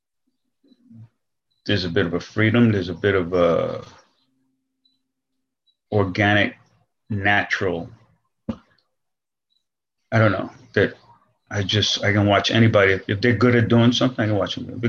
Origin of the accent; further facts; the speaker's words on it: New York City, New York, United States; moved away; also born or lived in Brooklyn / Montclair, New Jersey; I'm from the Bronx, and I went to school in Brooklyn.